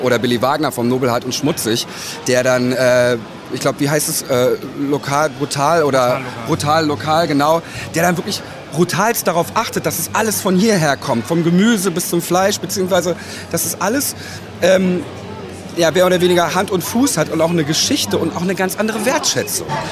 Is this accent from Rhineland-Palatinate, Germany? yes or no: no; Berlin, Germany; also born or lived in Leipzig; Auch ich bin eigentlich gebürtiger Berliner, aber ich habe eine Zeit lang in Leipzig gelebt